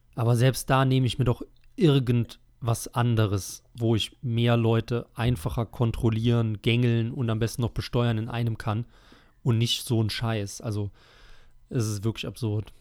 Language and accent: German; Rhineland-Palatinate, Germany; meiner Heimat